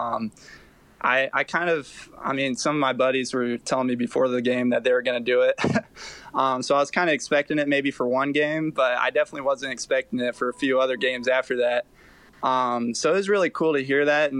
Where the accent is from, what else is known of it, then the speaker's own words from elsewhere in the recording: right outside of South Bend, Indiana, United States; I grew up right outside of South Bend